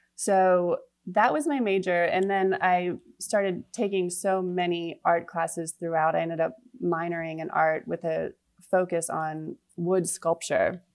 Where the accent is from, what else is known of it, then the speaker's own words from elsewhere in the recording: Rockville, Maryland, United States; moved away as an adult; also born or lived in New York; now in Charleston, United States; I am from Rockville, Maryland, ah. the suburb of DC. I grew up there